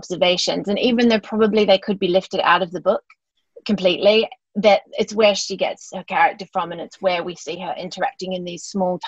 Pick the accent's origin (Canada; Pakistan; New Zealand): New Zealand; also born or lived in London; now in Australia; I'm from New Zealand originally, and I've lived in Australia for a long time